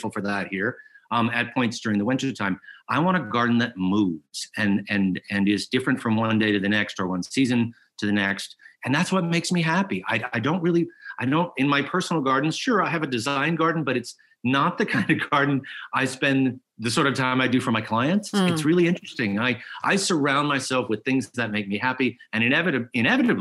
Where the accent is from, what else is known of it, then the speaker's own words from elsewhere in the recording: South Louisiana, United States; I grew up in South Louisiana